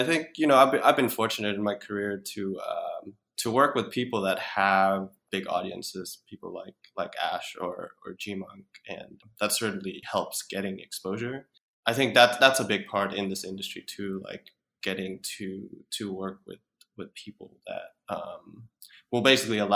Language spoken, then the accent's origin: English; Denmark; moved away; I'm from Denmark originally